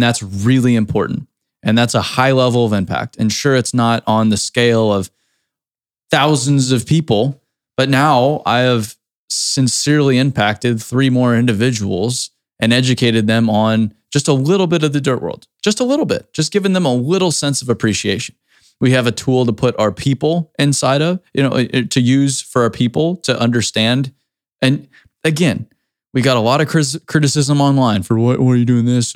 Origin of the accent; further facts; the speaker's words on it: Cape Cod, Massachusetts, United States; growing up in the Cape, Cape Cod, we used to go clamming